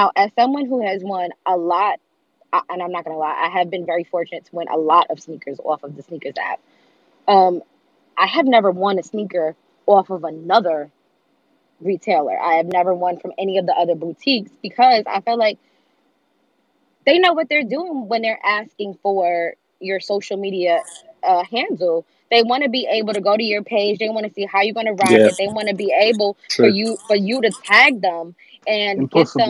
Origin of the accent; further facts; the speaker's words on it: United States; now in New York, United States; I'm actually from the States